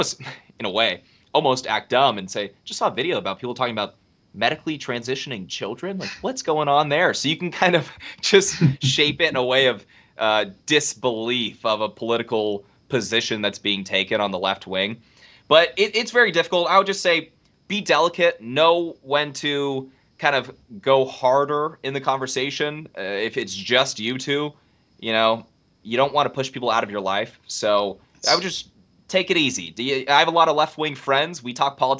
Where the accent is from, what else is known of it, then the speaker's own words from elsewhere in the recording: California, United States; I'm from California.